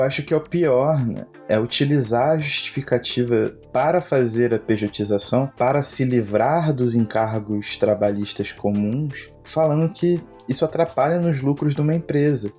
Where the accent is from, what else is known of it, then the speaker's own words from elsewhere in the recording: Brazil; nós somos brasileiros